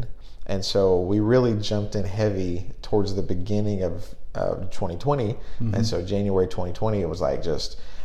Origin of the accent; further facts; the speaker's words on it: East Tennessee, United States; moved away as an adult; also born or lived in Theodore, Alabama; now in Gallatin, United States; we grew up in East Tennessee originally